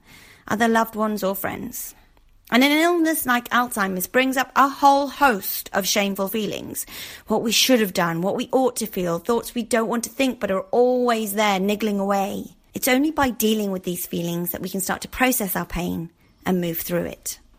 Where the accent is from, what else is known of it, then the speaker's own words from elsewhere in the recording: Darlington, North East England, United Kingdom; my hometown of Darlington